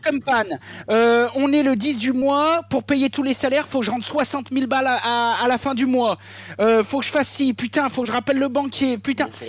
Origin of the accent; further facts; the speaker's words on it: Beaujolais, Auvergne-Rhône-Alpes, France; also born or lived in Ain; j'ai grandi dans le Beaujolais au milieu des vignes